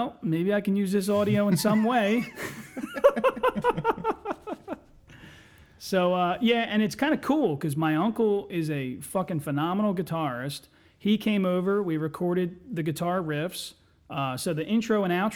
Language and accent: English; Chester, Pennsylvania, United States; we grew up in Chester